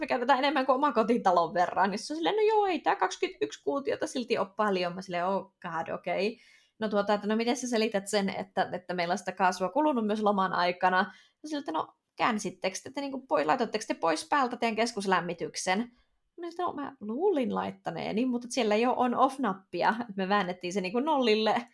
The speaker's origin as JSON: {"language": "Finnish", "country": "Finland", "moved": "as an adult", "said": "mä tuun Suomesta"}